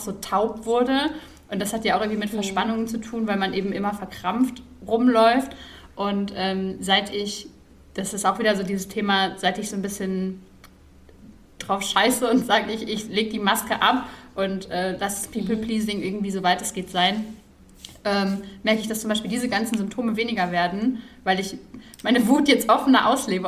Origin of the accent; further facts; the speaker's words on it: Ruhr area, North Rhine-Westphalia, Germany; ich bin ja im Ruhrpott groß geworden